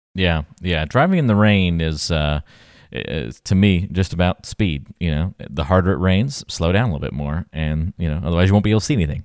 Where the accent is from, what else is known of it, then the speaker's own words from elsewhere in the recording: East Coast, United States; Growing up on the East Coast, we just had a basement